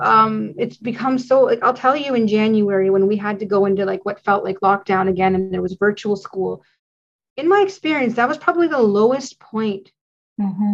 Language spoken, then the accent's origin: English; Canada; as a Canadian